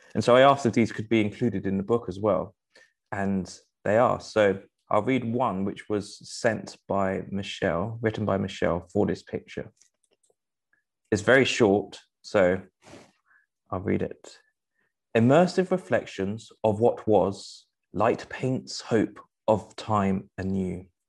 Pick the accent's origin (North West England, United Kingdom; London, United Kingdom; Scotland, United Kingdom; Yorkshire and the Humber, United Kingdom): London, United Kingdom; I grew up in Rotherhithe